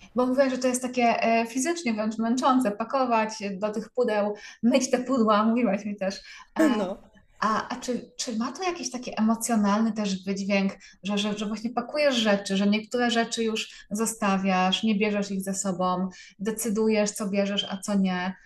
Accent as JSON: {"language": "Polish", "town": "Częstochowa", "region": "Silesian Voivodeship", "country": "Poland", "said": "jestem z Częstochowy"}